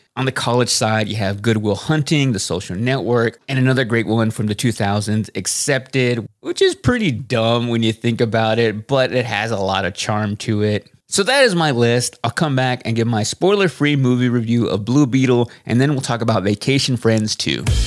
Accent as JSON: {"language": "English", "town": "Waxahachie", "region": "Texas", "country": "United States", "tie": "born or raised there", "also_born_or_lived": "Austin, Texas", "said": "I knew I wanted to get out of Waxahachie, Texas, my hometown"}